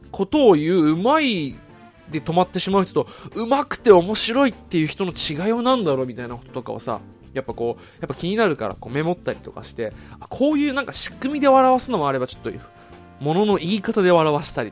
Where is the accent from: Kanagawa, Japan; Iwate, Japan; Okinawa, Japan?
Okinawa, Japan; moved away as an adult; now in Tokyo, Japan; 地元の沖縄